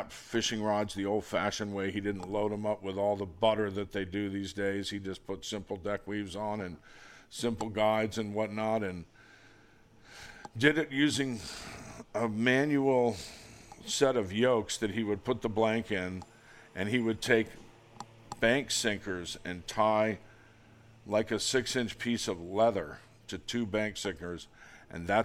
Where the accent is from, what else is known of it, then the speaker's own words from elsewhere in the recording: Palm Beach, Florida, United States; I grew up in Palm Beach in the 60s and early 70s